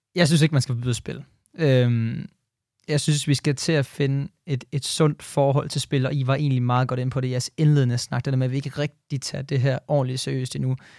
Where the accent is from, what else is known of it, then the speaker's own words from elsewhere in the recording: Jutland, Denmark; jeg er fra Jylland